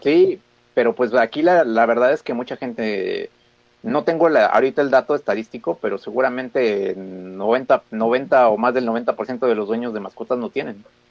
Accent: Mexico; nosotros como mexicanos

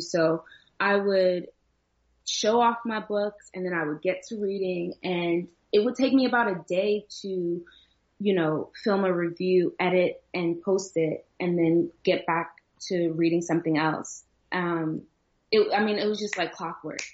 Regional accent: New Jersey, United States; moved away; also born or lived in Virginia; growing up in Jersey, I got made fun of a lot and, and in Virginia as well

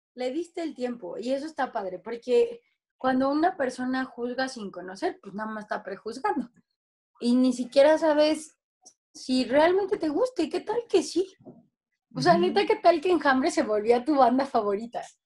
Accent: Mexico; soy mexicana

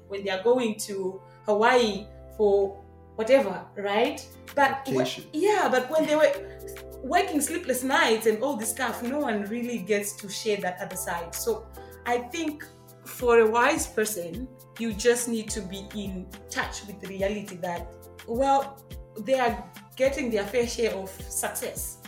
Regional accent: Zimbabwe; moved away as an adult; also born or lived in Hungary; now in Canada; I'm from Zimbabwe. I've lived in Hungary for the last two years and I recently moved to Canada

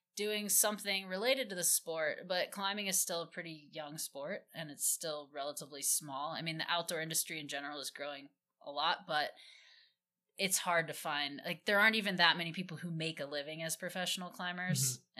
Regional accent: Midwest, United States; I grew up in the Midwest

